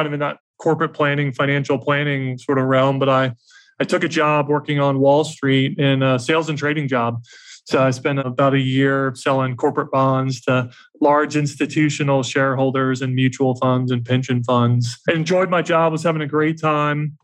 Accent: Atlanta, Georgia, United States; also born or lived in New York City; I'm from the South and from Atlanta. So moved back to Atlanta

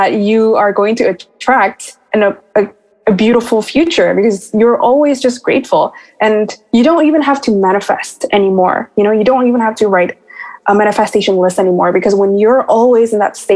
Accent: Bali, Indonesia; moved away; I also came from a third world country. So I came from Bali, Indonesia

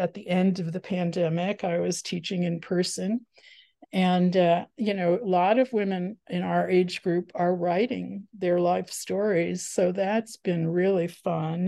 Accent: the New York suburbs, United States; also born or lived in Washington, District of Columbia, United States / Los Angeles / San Francisco Bay Area; now in Ashland, Oregon, United States; I grew up in the New York suburbs, and then I lived in DC and LA, and as I said, the Bay Area

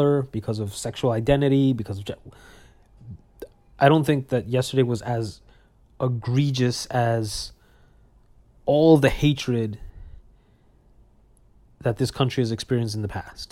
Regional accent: New York City, New York, United States; I was born and raised in Brooklyn, New York

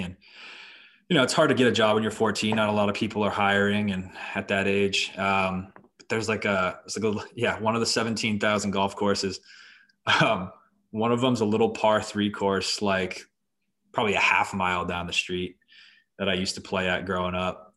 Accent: Boston, Massachusetts, United States; now in Florida, United States; I'm originally from Boston, so my father, um, raised us a Boston sports fan family

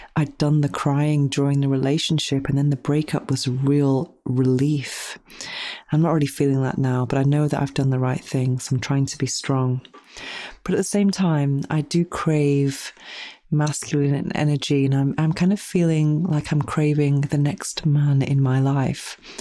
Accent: United Kingdom; now in Spain; being British

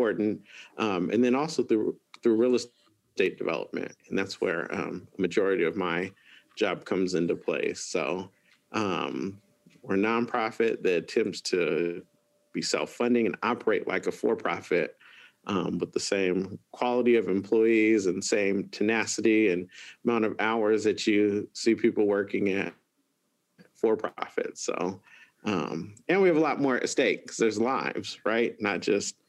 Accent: Antelope, California, United States; I grew up in Antelope. So not too far from where we're at now

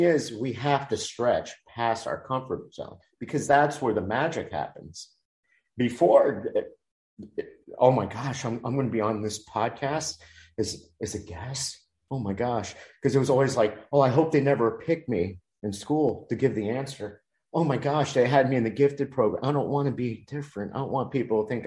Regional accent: Miami, Florida, United States; I was such an introvert in elementary school, Dade County Public School System, Miami, put me in ESOL

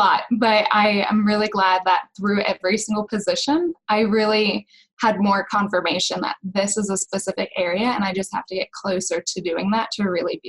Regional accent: North Carolina, United States; now in Missouri, United States; I am from North Carolina. I'm currently living in Missouri, and I'm moving to Philadelphia.

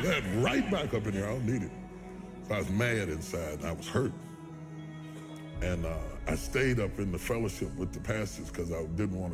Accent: West Virginia, United States; I'm a country boy. I'm from West Virginia.

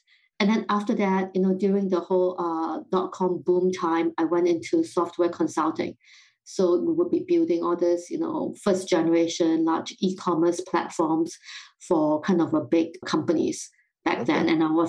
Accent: Singapore; moved away as an adult; also born or lived in London, United Kingdom; now in United States; So I grew up in Singapore and then spent 8 years working in London.

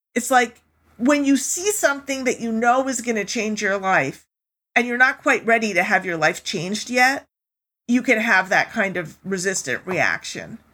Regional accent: New York, United States; also born or lived in Germany / Europe; I grew up most of my life in New York from the age of five on

